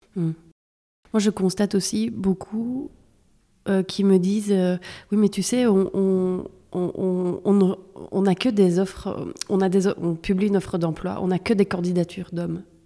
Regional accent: Belgium; je suis née en Belgique, je suis belge

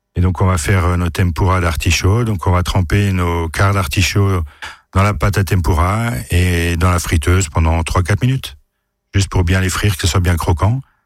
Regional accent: France; Chez nous en France

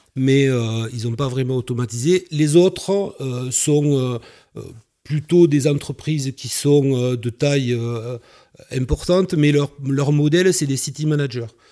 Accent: Carcassonne, Occitania, France; also born or lived in Toulouse; je suis originaire de Carcassonne

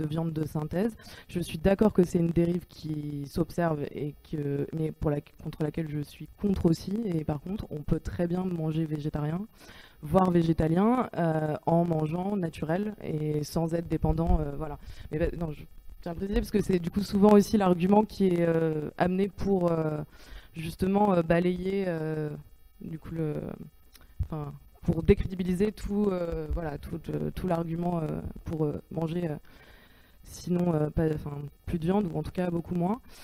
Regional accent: Paris, Île-de-France, France; moi je suis parisienne et que j'ai grandi en ville

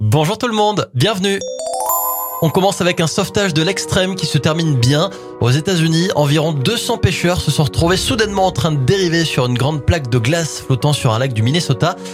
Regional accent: France; en tant que Français

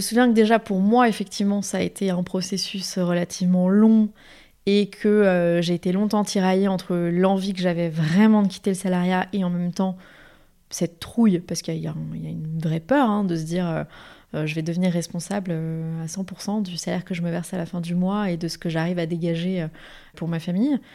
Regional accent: Paris region, Île-de-France, France; j'ai grandi en région parisienne, euh, mais avec un ancrage familial très fort dans le sud de la France

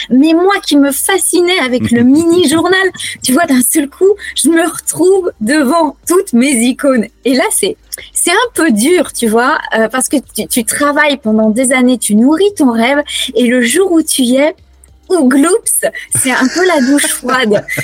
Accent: Auvergne-Rhône-Alpes, France; Donc moi, je suis née euh, en Auvergne. Donc, mais vraiment, j'ai vécu euh, au pied du plateau de Gergovie.

